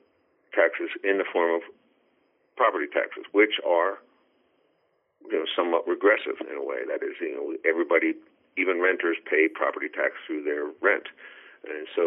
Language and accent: English; Pennsylvania, United States; now in New Jersey, United States; when I was raised in Pennsylvania